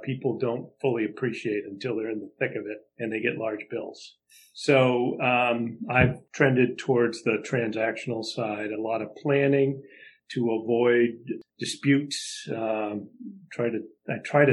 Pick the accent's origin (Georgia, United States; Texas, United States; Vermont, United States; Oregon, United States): Vermont, United States; Burlington; now in Portland, United States; I grew up in Burlington, Vermont on a lake called Lake Champlain